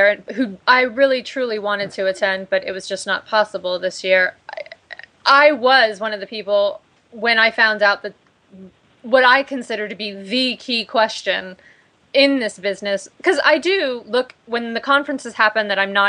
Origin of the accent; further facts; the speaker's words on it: United States; me being American